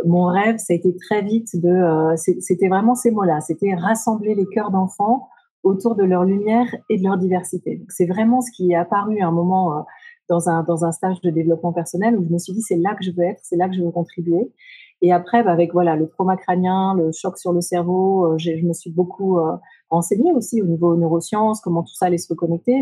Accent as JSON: {"language": "French", "region": "Brittany", "country": "France", "tie": "born or raised there", "also_born_or_lived": "Japan", "moved": "as an adult", "said": "j'ai grandi en Bretagne"}